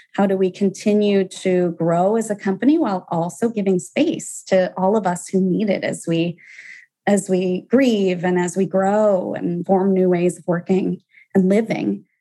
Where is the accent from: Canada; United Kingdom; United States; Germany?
United States; Atlanta, Georgia; moved away; I'm from Atlanta originally